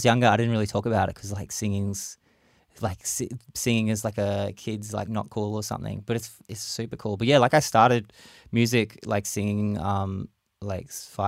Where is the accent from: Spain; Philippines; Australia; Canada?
Australia; Brisbane, Queensland; spent a lot more time in my hometown, Brisbane, Mianjin